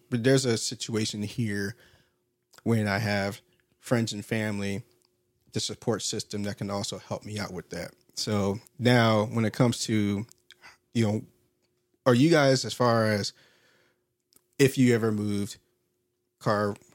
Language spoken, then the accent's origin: English; Washington, United States; born there; also born or lived in Alaska / Georgia; I was born in Washington State. Then we went up to Fairbanks. Just a little life history of myself. Moving up to Fairbanks when I was one or two. Then moved down to Georgia.